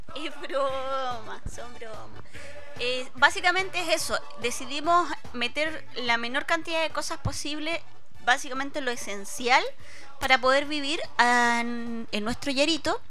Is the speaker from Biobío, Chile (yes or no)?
no; Santiago, Santiago Metropolitan Region, Chile; moved away; de Santiago